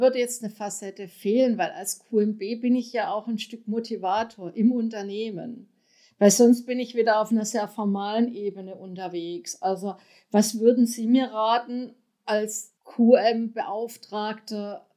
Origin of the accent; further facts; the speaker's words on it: Germany; wir sind als Deutsche